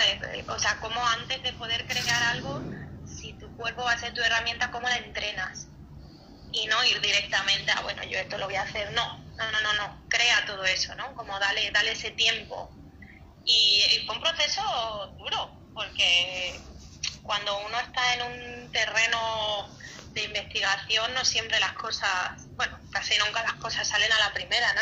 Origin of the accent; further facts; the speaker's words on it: Cáceres, Extremadura, Spain; Yo soy de Cáceres, que es una ciudad en el sur de España muy pequeñita